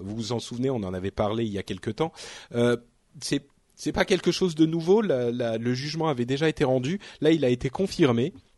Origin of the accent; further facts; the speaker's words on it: France; en tant que Français